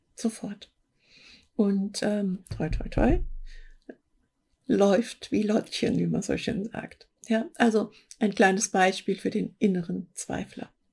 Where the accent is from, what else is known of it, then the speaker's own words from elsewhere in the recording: Hesse, Germany; accent: Hessian; jetzt habe ich mich geoutet als Hessin, ja. Die haben da so Probleme mit CH und SCH